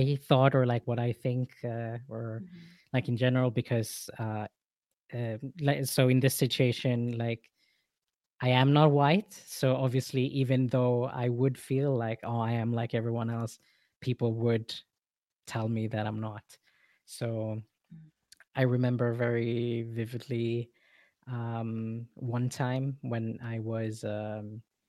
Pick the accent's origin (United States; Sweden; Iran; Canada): Sweden; moved away as an adult; also born or lived in Philippines; now in Hamburg, Germany; growing up in Sweden